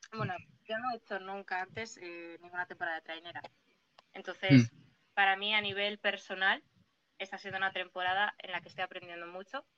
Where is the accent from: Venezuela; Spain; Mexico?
Spain; Yo no soy de Castro, yo soy de Porto